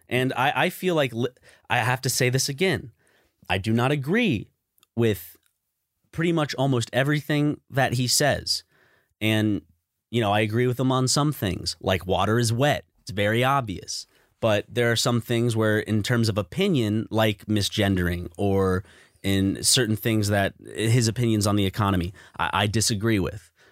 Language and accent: English; United States; we grew up in America